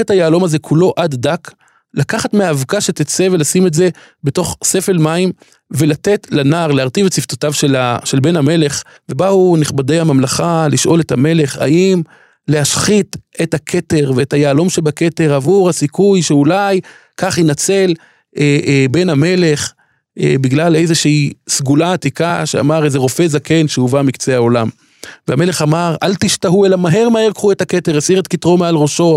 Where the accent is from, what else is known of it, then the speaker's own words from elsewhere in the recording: Jerusalem, Jerusalem District, Israel; אני כירושלמי שרגיל, כל ליל שבת, לצעוד לכותל המערבי